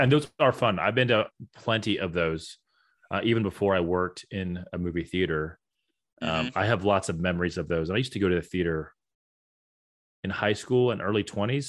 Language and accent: English; Florida, United States; I grew up in Florida, man.